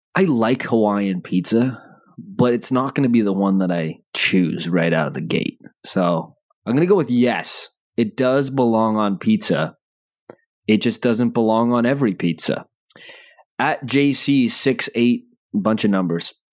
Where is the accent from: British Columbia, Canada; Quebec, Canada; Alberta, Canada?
Alberta, Canada; Calgary; I was born in Calgary